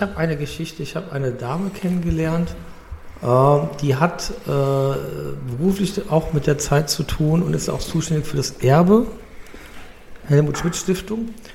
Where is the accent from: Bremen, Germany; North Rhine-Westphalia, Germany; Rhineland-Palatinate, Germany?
North Rhine-Westphalia, Germany; Cologne; meiner Jugend in Köln